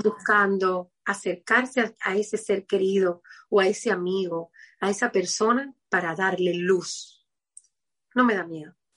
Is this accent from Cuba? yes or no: yes; Havana, Cuba; Yo soy de Cuba, de La Habana